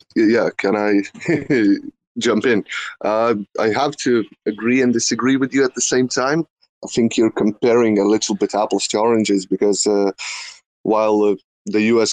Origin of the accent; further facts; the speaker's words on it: Lithuania; I'm from Lithuania, not from Russia